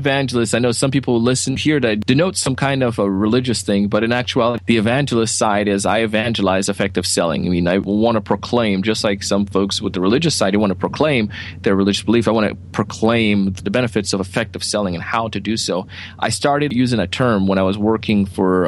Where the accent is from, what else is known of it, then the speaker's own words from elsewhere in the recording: Jamaica; moved away; I grew up in Jamaica